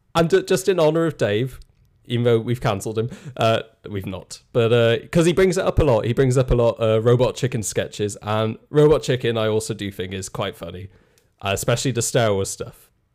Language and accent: English; Ireland; moved away; being Irish